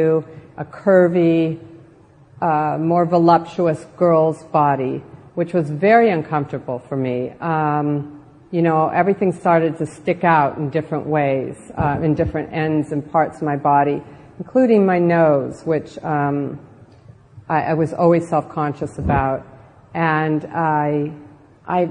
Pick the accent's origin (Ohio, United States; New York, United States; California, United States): California, United States; Southern; born or raised there